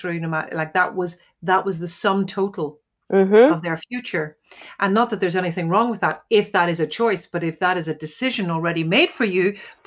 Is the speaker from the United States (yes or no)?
no; Ireland; as an Irish female